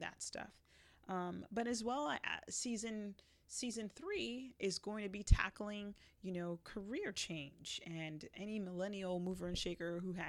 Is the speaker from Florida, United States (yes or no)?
yes; Broward County, Florida, United States; also born or lived in Jamaica; I was born in Jamaica, but raised in Broward County.